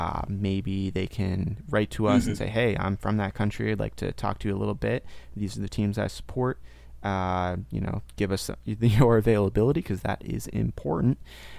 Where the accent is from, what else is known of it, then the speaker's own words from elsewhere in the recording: Maine, United States; moved away as an adult; also born or lived in Portland, Maine; now in Tallahassee, United States; Carl's in Portland, Maine, where I actually used to live. We're both from Maine. I recently moved to Florida. So I'm in Tallahassee